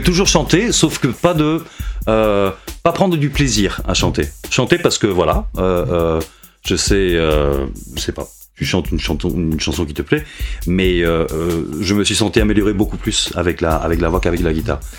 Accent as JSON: {"language": "French", "town": "Madrid", "region": "Community of Madrid", "country": "Spain", "tie": "born or raised there", "also_born_or_lived": "Bilbao", "said": "j'habite Madrid depuis que j'ai 4 ans."}